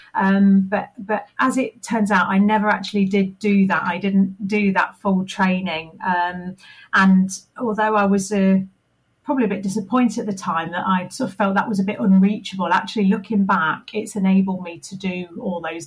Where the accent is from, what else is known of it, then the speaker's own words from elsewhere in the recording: Leicester, East Midlands, United Kingdom; moved away as an adult; I moved back to my hometown of Leicester